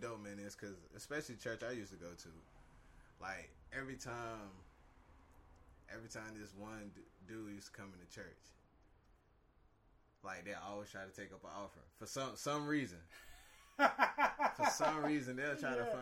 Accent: Wilson, North Carolina, United States; now in Bay Area, United States; I was, grew up in Wilson, North Carolina.

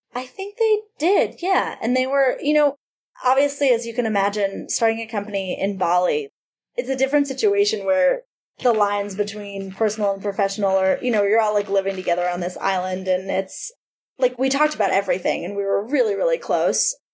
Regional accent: Cleveland, Ohio, United States; also born or lived in Massachusetts; now in New York, United States; I grew up in Cleveland

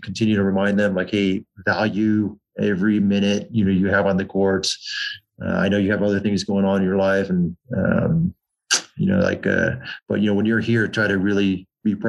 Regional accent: Southern California, United States; Growing up in Southern California

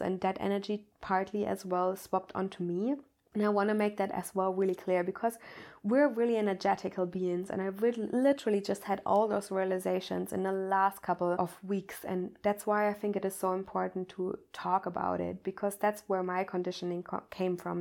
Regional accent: Germany; I'm coming from Germany

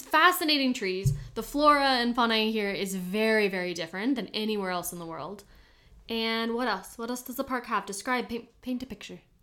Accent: Kentucky, United States; moved away; also born or lived in Houston; growing up in Kentucky and being able to drive wherever I wanted

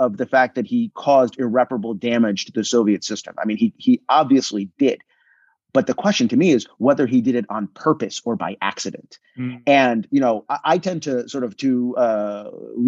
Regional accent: New Haven, Connecticut, United States; also born or lived in Israel; I was born in Israel, grew up in New England. I am a townie from New Haven, Connecticut, because my parents are at Yale

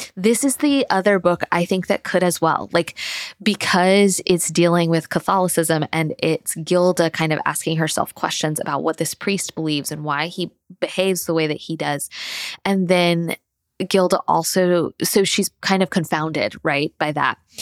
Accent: Tallahassee, Florida, United States; moved away as an adult; now in Thomasville, United States; I grew up in Tallahassee, which is the state capital

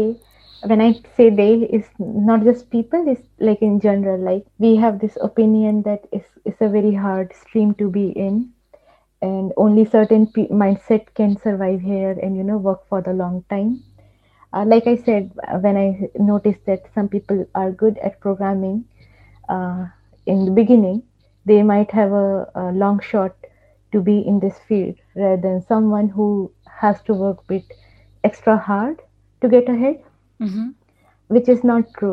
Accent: India; moved away as an adult; also born or lived in Dubai; now in Germany; being an Indian

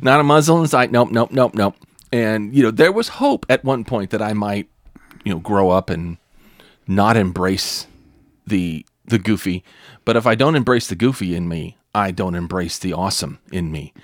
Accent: California, United States; I was from California.

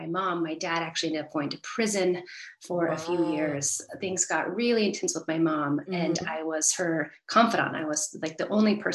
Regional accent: Northern California, United States; I grew up in California, mm-hmm. where I still live, and I was the middle child of four. And so we lived in this really beautiful place in Northern California

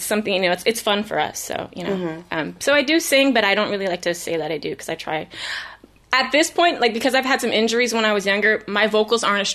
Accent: Vallejo, California, United States; moved away as an adult; also born or lived in East Coast / Michigan / San Francisco; now in Los Angeles, United States; I was born and raised in Vallejo. I lived on the East Coast briefly, like middle school, and then came back to the Bay.

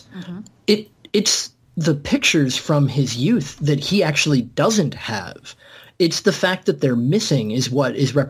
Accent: United States; I'm American, and I barely speak English appropriately.

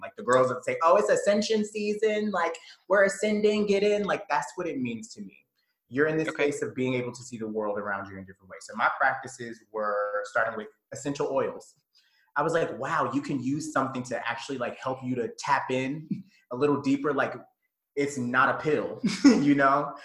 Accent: Conyers, Georgia, United States; I grew up in the South. I'm from, first and foremost, I was raised in Conyers, Georgia.

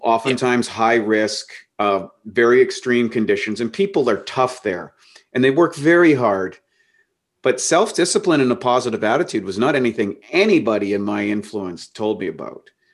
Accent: Canada; life was relatively normal kid growing up in Canada till I was fifteen

